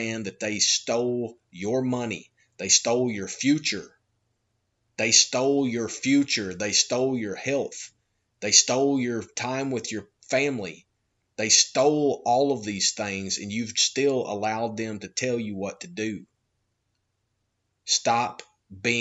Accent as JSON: {"language": "English", "country": "United States", "said": "I'm an American"}